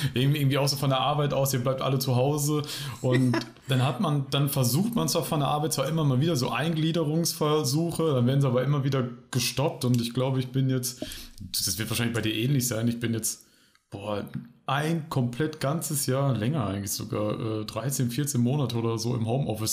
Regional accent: Bielefeld, North Rhine-Westphalia, Germany; now in Mannheim, Germany; ich wohne jetzt näher Mannheim, komme aber eigentlich aus äh, einer Stadt, die es nicht gibt. Ja, ich nehme den Gag einfach vorweg, nämlich aus Bielefeld.

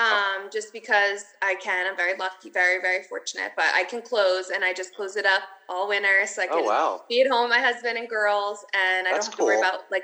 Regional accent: Milford, Pennsylvania, United States; I'm from Milford, which is more north

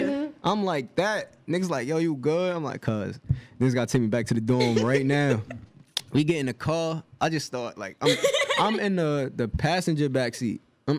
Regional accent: Jersey City, New Jersey, United States; I'm from Jersey City.

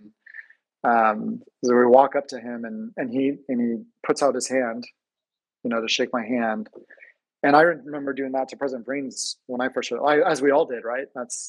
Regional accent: Seattle, Washington, United States; Where are you from? I'm like, oh, I'm from, you know, Seattle.

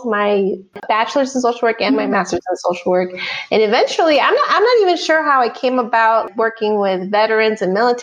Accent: border region close to Mexico, US–Mexico border, United States; moved away; Ended up being raised like on a border region, really close to Mexico

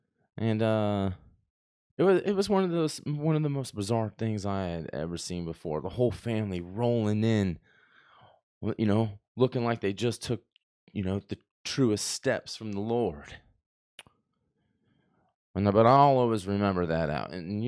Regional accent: Texas, United States; We had this one French kid growing up in Texas that I went to school

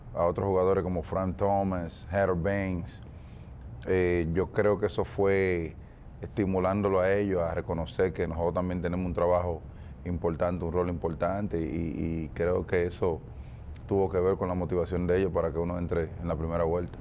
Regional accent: Dominican Republic; nosotros los dominicanos

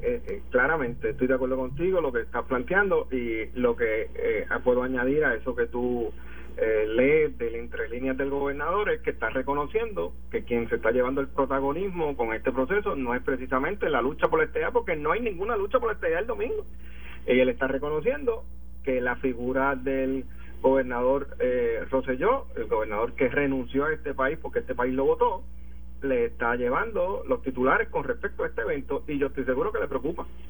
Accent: Puerto Rico; como puertorriqueño

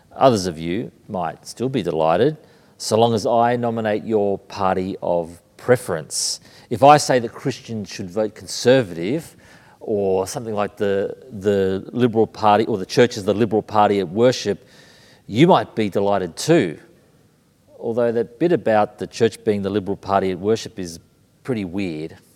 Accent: Sydney, New South Wales, Australia; moved away as an adult; also born or lived in Brisbane, Australia / London, United Kingdom; Born in Brisbane, raised in Sydney, living in London

